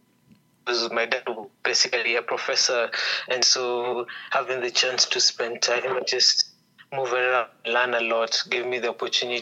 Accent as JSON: {"language": "English", "region": "Nairobi", "country": "Kenya", "tie": "born or raised there", "said": "I grew up in several places, but mostly in Nairobi."}